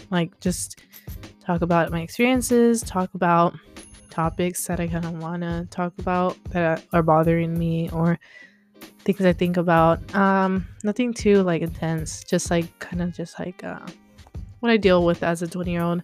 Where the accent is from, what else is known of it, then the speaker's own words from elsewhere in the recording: Texas, United States; moved away as an adult; now in Los Angeles, United States; I am from Texas.